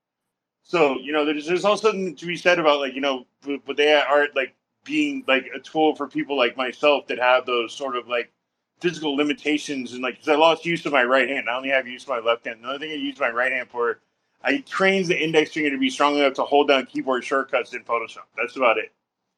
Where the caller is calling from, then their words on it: Portland, Oregon, United States; I'm calling from Portland, Oregon.